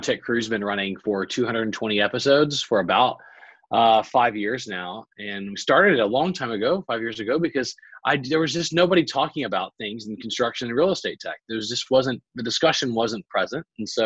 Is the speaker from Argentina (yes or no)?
no; Baton Rouge, Louisiana, United States; now in Texas, United States; Born and raised in Baton Rouge, Louisiana.